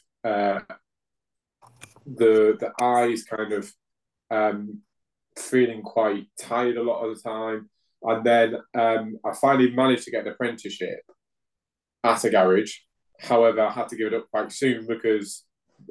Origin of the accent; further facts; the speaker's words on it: Hull, Yorkshire and the Humber, United Kingdom; now in Swindon, United Kingdom; I'm originally from Hull in Yorkshire. Currently living in Swindon